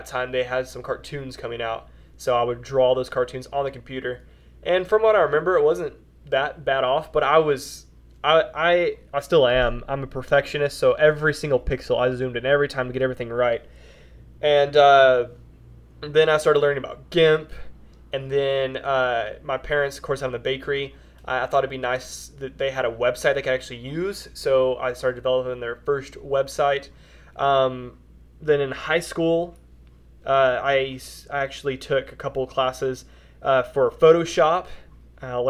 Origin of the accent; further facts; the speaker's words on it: Wichita Falls, Texas, United States; also born or lived in Olney, Texas; I pretty much grew up in Wichita Falls, a little bit bigger town here in Texas